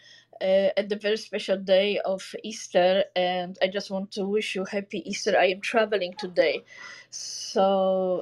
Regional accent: Poland; now in Los Angeles, United States; I am from Poland

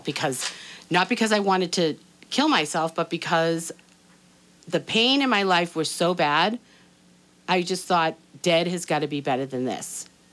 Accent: Boston, Massachusetts, United States; moved away as an adult; also born or lived in Atlanta; now that I'm back in Boston

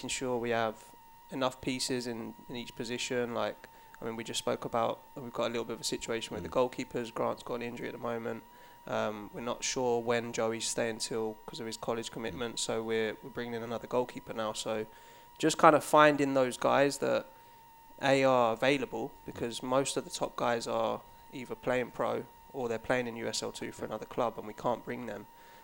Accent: Watford, East of England, United Kingdom; moved away as an adult; also born or lived in London; now in United States; I was born in Watford, which for when I come to America, I classify it as London, but probably back home, it's not really classified as London.

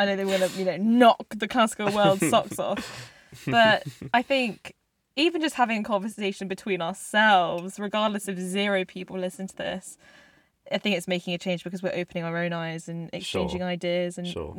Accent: South Korea; born there; I am half South Korean, and I was born in South Korea, and that is me.

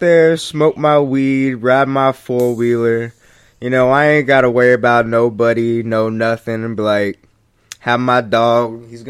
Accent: Cincinnati, Ohio, United States; first language English; I grew up in Pleasant Ridge, and that was pretty nice over there.

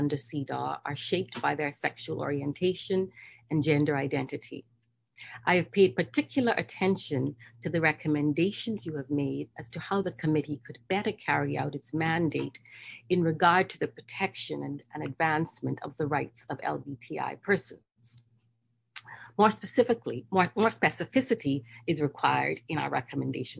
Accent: Bahamas; I'm from the Bahamas, the Caribbean region, yes, the Bahamas

